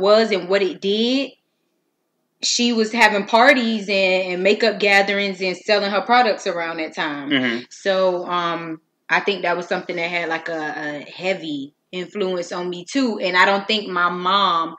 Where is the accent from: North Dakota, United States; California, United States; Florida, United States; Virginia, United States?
Florida, United States; Miami; I was born and raised in Miami, Florida. I come from a neighborhood called Myrtle Grove